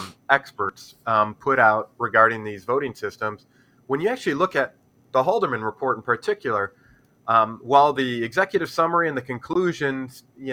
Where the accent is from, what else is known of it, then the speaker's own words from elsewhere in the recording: Detroit, Michigan, United States; I'm from Detroit here